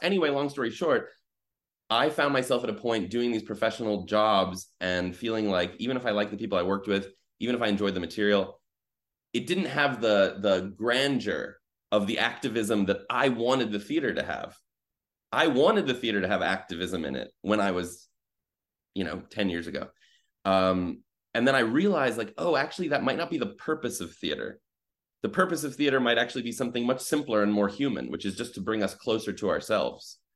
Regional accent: Midwest, United States; I grew up in the Midwest

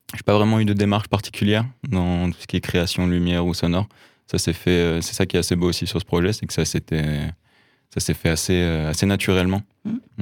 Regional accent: Lyon, Auvergne-Rhône-Alpes, France; j'ai grandi à Lyon, dans un milieu de la musique.

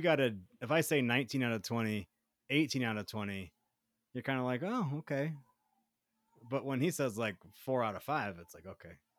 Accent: the South, United States; now in Colorado, United States; I was in the South

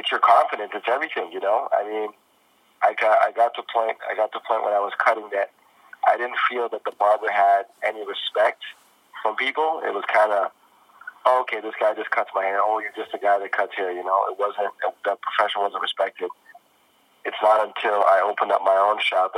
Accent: Toronto, Ontario, Canada; I'm born and raised in Toronto.

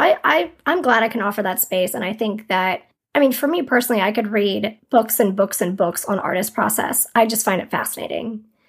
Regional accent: Durham, North Carolina, United States; moved away as an adult; also born or lived in New York City; I moved back to Durham, which is my hometown

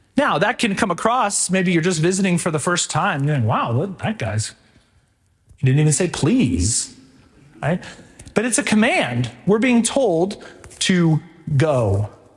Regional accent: Texas, United States; now in Stillwater, Oklahoma, United States; I came from Texas

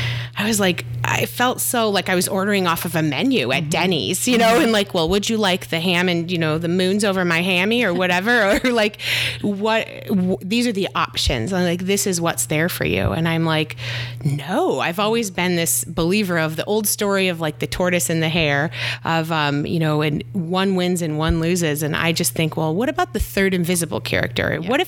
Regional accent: Michigan, United States; also born or lived in Virginia Beach / San Diego; now in Austin, United States; So I am originally from Michigan and I feel like I've moved all over. I've lived in Virginia Beach, San Diego, always lived by water. Recently I've moved to Austin.

